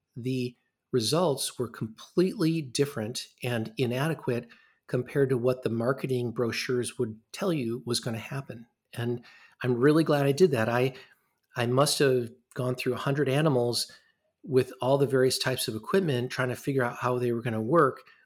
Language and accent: English; Ann Arbor, Michigan, United States; moved away as an adult; also born or lived in Rochester, New York; now in Madison, United States; I grew up in Ann Arbor, Michigan, which is not that far from here